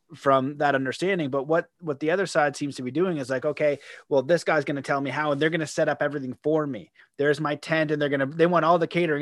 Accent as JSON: {"language": "English", "country": "Canada", "said": "I'm a Canadian."}